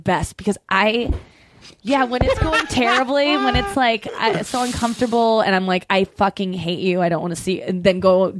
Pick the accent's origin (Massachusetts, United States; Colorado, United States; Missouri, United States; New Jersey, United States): Missouri, United States; St. Louis; St. Louis.